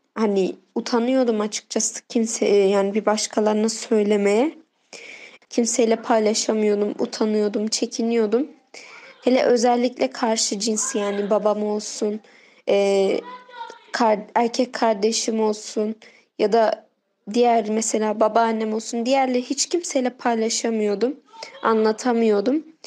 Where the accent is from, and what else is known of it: Diyarbakır, Diyarbakır Province, Turkey